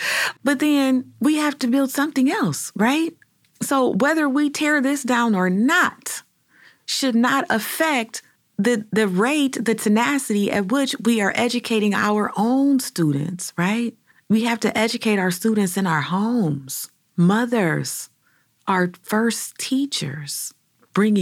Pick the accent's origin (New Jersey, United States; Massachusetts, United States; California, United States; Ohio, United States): Ohio, United States; Cleveland; As a native Clevelander born and raised on Huff Avenue